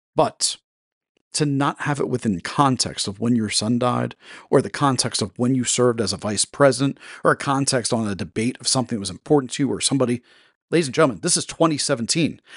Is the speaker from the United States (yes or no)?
yes; Delaware, United States; my home state of Delaware.